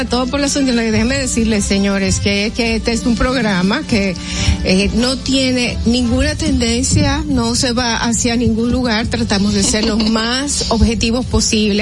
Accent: Dominican Republic; nosotros como dominicanos

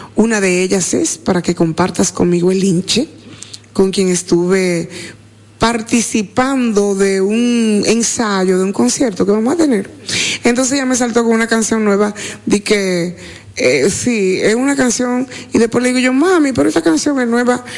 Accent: San Francisco de Macorís, Duarte, Dominican Republic; yo soy San Francisco de Macorís

